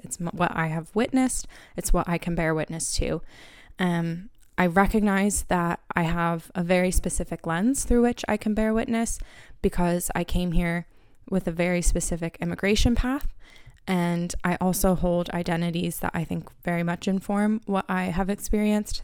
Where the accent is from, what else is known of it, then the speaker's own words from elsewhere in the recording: Harrisburg, Pennsylvania, United States; accent: American; moved away as an adult; also born or lived in Philadelphia, Pennsylvania; now in Dublin, Ireland; I am from Harrisburg, Pennsylvania